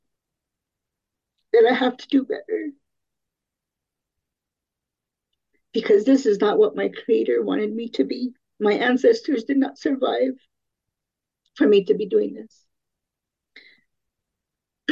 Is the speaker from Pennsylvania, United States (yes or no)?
no; San Felipe Pueblo, New Mexico, United States; also born or lived in San Francisco, California; We moved to the reservation when I was 7 years old